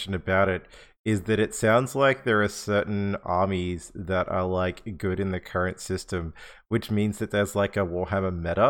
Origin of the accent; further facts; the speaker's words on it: Australia; because we are Australian.